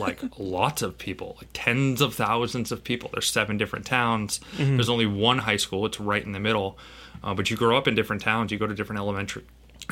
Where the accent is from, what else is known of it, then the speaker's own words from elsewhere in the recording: Martha's Vineyard, Massachusetts, United States; I grew up on Martha's Vineyard